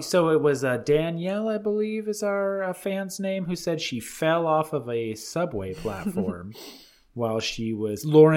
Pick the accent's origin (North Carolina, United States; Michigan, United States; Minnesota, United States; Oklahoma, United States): North Carolina, United States; I'm from North Carolina. Can I do this accent on the show?